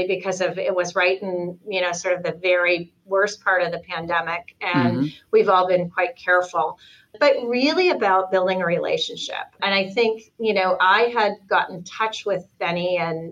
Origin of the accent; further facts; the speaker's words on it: Toronto, Ontario, Canada; moved away as an adult; also born or lived in New York City; now in Los Angeles, United States; I'm from Toronto originally